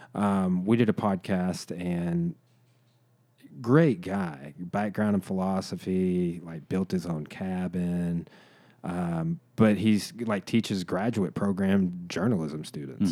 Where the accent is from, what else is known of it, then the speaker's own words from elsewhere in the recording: United States; we as Americans